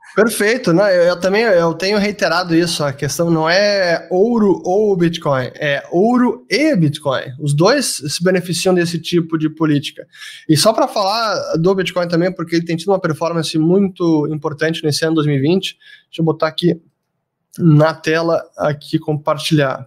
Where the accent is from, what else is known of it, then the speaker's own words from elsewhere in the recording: Brazil; Como brasileiro